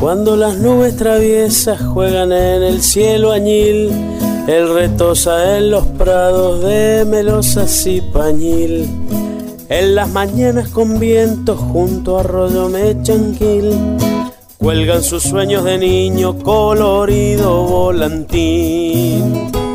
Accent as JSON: {"language": "Spanish", "town": "Ranquil Norte", "region": "Mendoza", "country": "Argentina", "said": "de Ranquil Norte, Malargüe, Mendoza"}